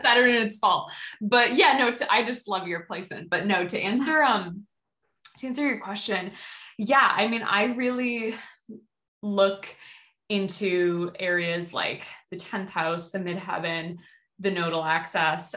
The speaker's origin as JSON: {"language": "English", "town": "Boston", "region": "Massachusetts", "country": "United States", "tie": "born or raised there", "also_born_or_lived": "Salem, Massachusetts", "said": "I grew up like in the Boston area."}